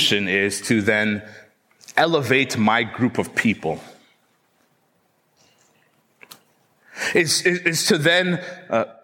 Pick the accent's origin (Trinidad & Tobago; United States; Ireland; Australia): Trinidad & Tobago; I was born in Trinidad